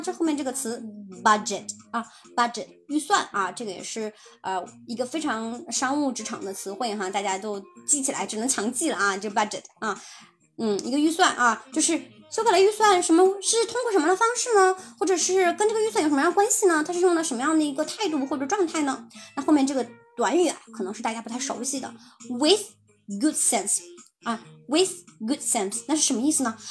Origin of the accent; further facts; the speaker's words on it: China; 我们就是中国人哈，我们其实在汉语当中是没有那么多的